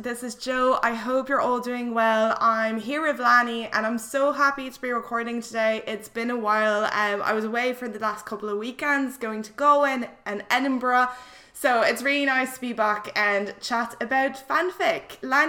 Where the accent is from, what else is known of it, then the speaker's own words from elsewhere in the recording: France; English is a second language; So I'm originally French, but I studied English from a very young age.